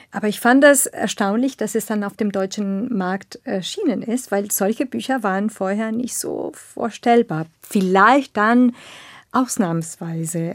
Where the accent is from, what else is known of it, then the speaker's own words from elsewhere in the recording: northern Argentina, Argentina; German is a second language; now in Berlin, Germany; ich bin in eine kleine Stadt aufgewachsen in Nordargentinien